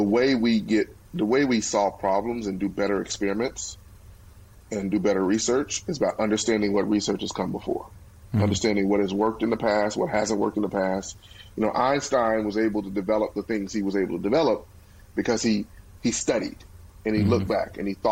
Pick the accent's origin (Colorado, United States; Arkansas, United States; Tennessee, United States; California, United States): Arkansas, United States; Pine Bluff; my hometown of Pine Bluff